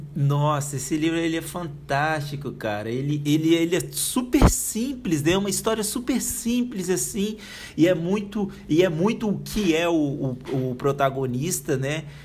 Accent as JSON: {"language": "Portuguese", "region": "Espírito Santo", "country": "Brazil", "tie": "born or raised there", "moved": "yes", "lives_now": "Curitiba, Brazil", "said": "minha terra natal, né? Do Espírito Santo"}